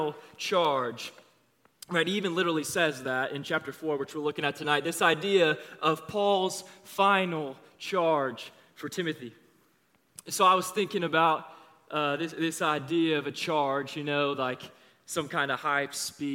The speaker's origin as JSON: {"language": "English", "town": "Overland Park", "region": "Kansas", "country": "United States", "tie": "born or raised there", "said": "I grew up around here. I'm from Overland Park. I went to Olathe East High School"}